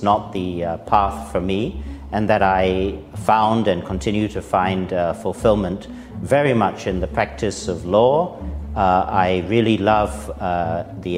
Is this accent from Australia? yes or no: no; Singapore; as a Singaporean